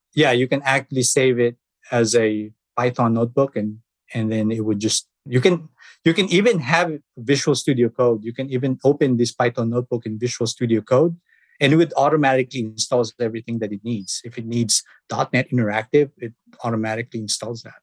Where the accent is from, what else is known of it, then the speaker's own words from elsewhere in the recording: Philippines; moved away as an adult; I was born in the Philippines.